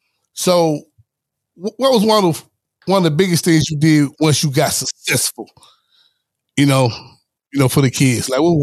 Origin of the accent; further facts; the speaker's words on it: Los Angeles, California, United States; Yeah, but I grew up in Watts, right?